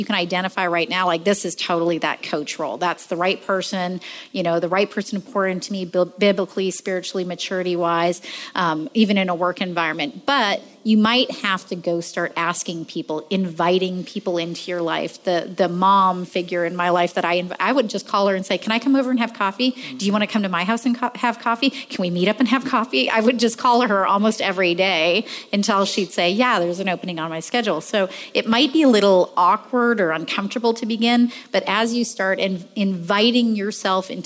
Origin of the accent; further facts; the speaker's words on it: Canada; moved away as an adult; now in United States; as a woman who'd come to this country, I'm from Canada. I just immigrated here